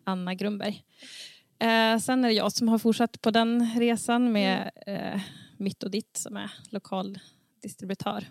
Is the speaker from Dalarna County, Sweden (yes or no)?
no; Sund, Västernorrland County, Sweden; now in Domsjö, Sweden; jag kommer från Sund